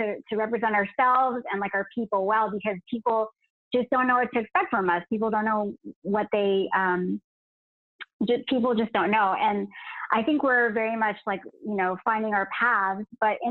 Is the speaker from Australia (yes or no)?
no; United States; the East-West sort of bicultural nature of like us growing up in the States or living in the States